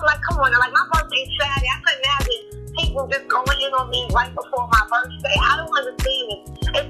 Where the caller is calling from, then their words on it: New York City, New York, United States; I'm calling from New York City, NYC.